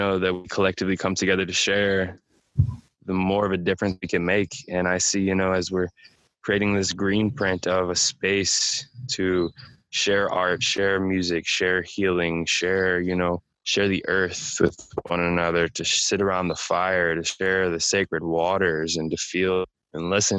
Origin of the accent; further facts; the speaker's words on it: St. Louis, Missouri, United States; I was born and raised in St. Louis